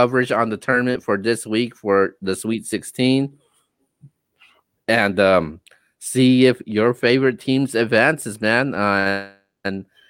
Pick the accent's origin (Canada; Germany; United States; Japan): United States; West Coast; we're both from the West Coast.